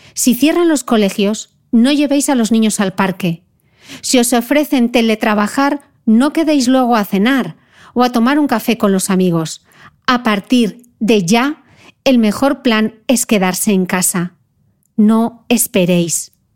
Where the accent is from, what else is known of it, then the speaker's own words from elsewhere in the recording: Spain; now in Dubai, United Arab Emirates; con mi corazón en España. Se ha declarado el estado de alarma en mi país